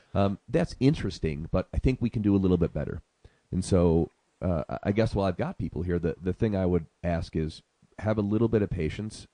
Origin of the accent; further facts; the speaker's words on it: Syracuse, New York, United States; moved away as an adult; also born or lived in Arizona; now in Sedona, United States; I'm originally from Syracuse, New York